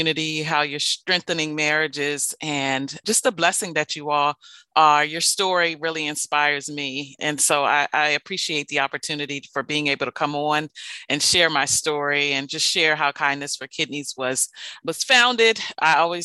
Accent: Maryland, United States; I am from the Washington metropolitan area, born and raised in Maryland.

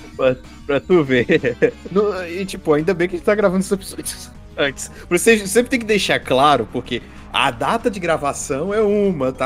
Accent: Brazil; como um bom brasileiro

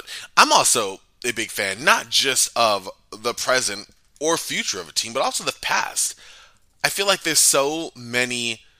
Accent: New York City, New York, United States; now in Arizona, United States; I'm from Brooklyn, New York, you know, live in Arizona

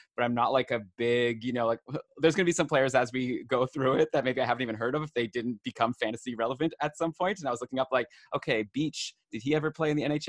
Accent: Ottawa, Ontario, Canada; I grew up in Ottawa, just like Brian, my co-host

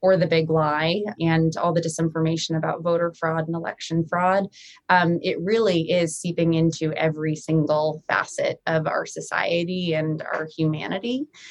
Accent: Rhode Island, United States; moved away as an adult; also born or lived in Washington, District of Columbia, United States / Chicago; I got very lucky to get a job for my home state senator, Jack Reed. I'm from Rhode Island

